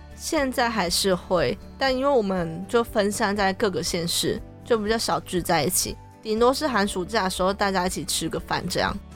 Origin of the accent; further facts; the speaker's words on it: Taichung, Taiwan; moved away as an adult; now in Taipei, Taiwan; 适合生活的地方还是在我的家乡台中